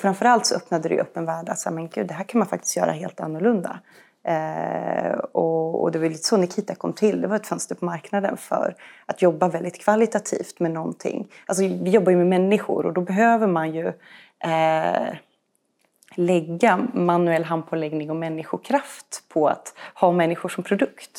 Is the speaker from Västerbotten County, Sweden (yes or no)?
no; Uppsala, Uppsala County, Sweden; also born or lived in Switzerland; now in Stockholm, Sweden; Eh, jag, jag föddes i Schweiz, eh, och är ju uppvuxen i Uppsala. Ehm, bor här i Stockholm med min man och tre barn